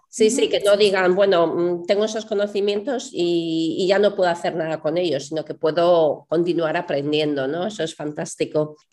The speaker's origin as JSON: {"language": "Spanish", "country": "Spain", "said": "yo de España"}